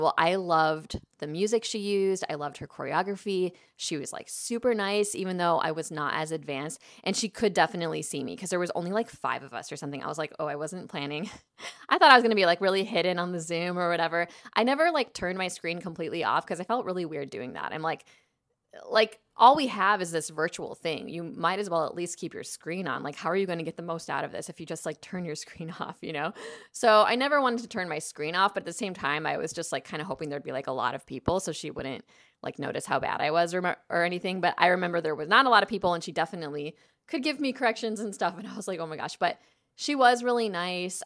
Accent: Chicago, Illinois, United States; now in Los Angeles, United States; I grew up in Chicago, but I grew up in the suburbs

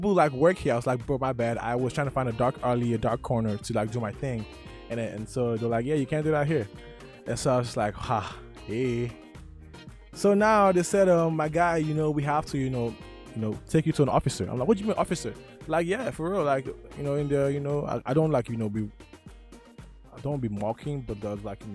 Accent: Nigeria; I'm Nigerian

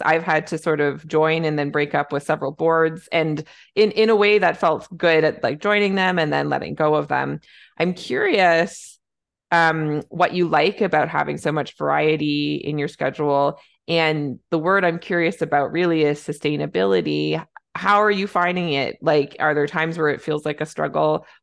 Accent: Canada; I'm a Canadian family physician

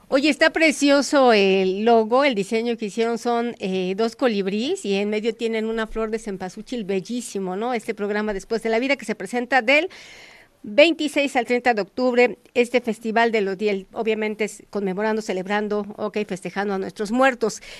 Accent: Mexico

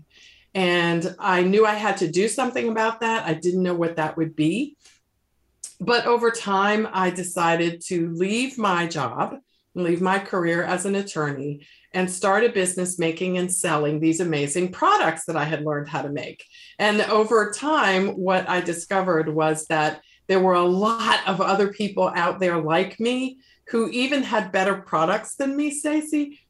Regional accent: Washington, District of Columbia, United States; now in Charlotte, United States; I was working as an attorney in my hometown of Washington, D.C.

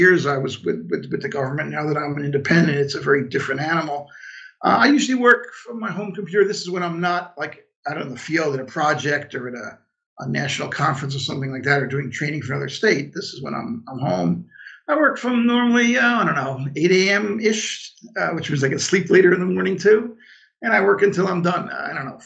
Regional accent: New York City, New York, United States; moved away as an adult; now in Saratoga area, United States; I'm originally from Coney Island in Brooklyn. Lived there for the first few decades plus of my life

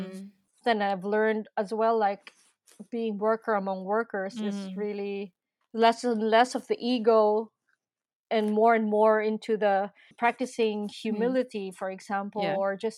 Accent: Philippines; now in Berlin, Germany; I'm from the Philippines.

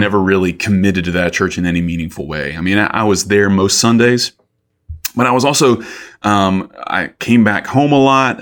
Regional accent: Columbus, Georgia, United States; moved away as an adult; also born or lived in Athens, Georgia; my hometown, Columbus

